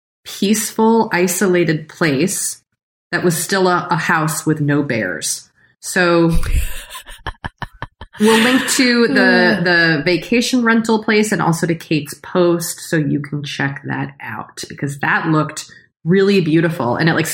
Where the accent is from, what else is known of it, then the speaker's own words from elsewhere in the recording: Massachusetts, United States; now in California, United States; I am from Massachusetts and I live in California